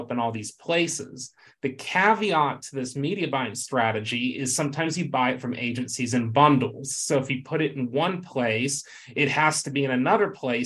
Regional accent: Texas, United States; my home state, of course, Texas

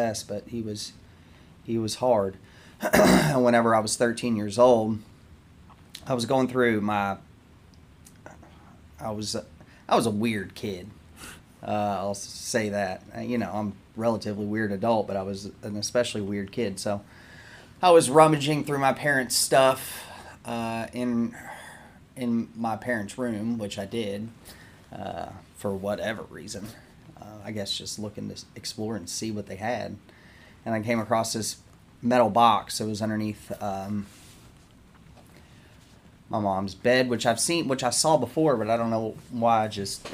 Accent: Greenville, Indiana, United States; moved away as an adult; also born or lived in Georgia / Jeffersonville, Indiana; now in Louisville, United States; I'm originally from Greenville, Indiana

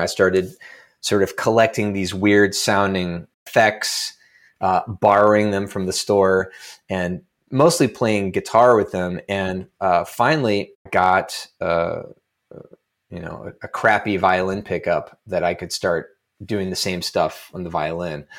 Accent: Lexington, Kentucky, United States; moved away as an adult; also born or lived in Evanston, Illinois; as a kid growing up in Lexington, Kentucky

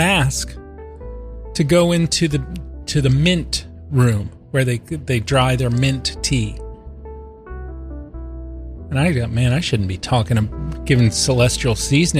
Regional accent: Norfolk, Virginia, United States; Tim and I grew up together in the Norfolk, Virginia Beach area.

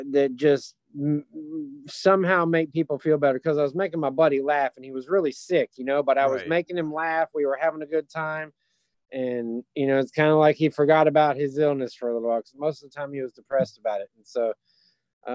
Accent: Memphis, Tennessee, United States; I'm from Memphis

